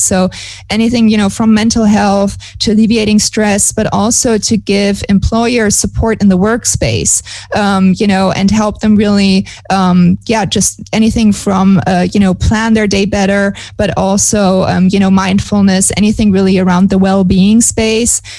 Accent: Germany; moved away as an adult; now in Montevideo, Uruguay; I'm originally from Germany

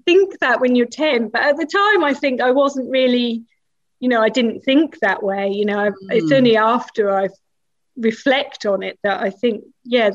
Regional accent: Norwich, East of England, United Kingdom; moved away as an adult; also born or lived in Peterborough / Bradford; So I was born in Norwich and then my parents moved to Peterborough, which is about 90 miles away.

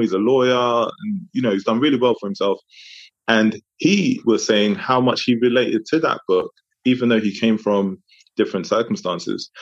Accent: London, United Kingdom; also born or lived in Democratic Republic of the Congo; I was from Congo, Francophone African country, but grew up in London

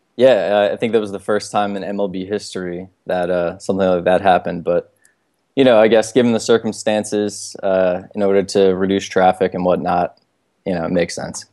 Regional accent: Baltimore, Maryland, United States; I'm born and raised here in Baltimore

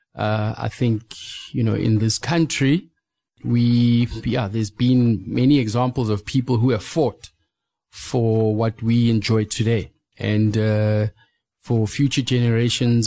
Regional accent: South Africa; growing up in South Africa, uh, you know, over the past two decades

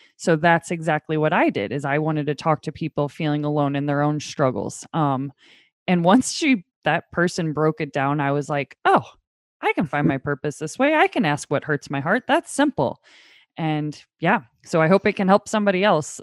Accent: St. Louis, Missouri, United States; I am from Saint Louis.

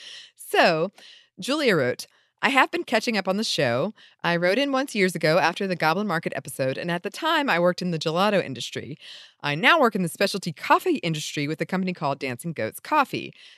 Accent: Florida, United States; Growing up in Florida, my earliest memories of the spicy speckles came from eating fried clam strips dipped in adult ketchup, aka cocktail sauce.

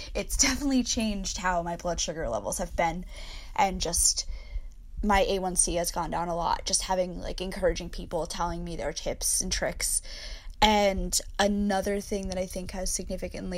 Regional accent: United States; also born or lived in New Jersey / New York City; I'm from New Jersey / New York City

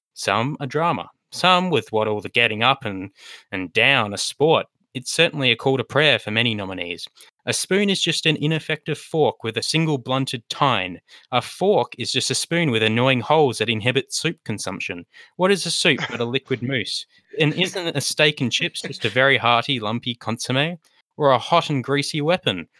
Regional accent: Australia; as an Australian

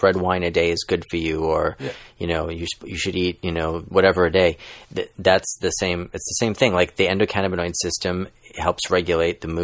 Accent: New York City, New York, United States; moved away as an adult; now in California, United States; I'm a lifelong New Yorker and a proud Brooklynite

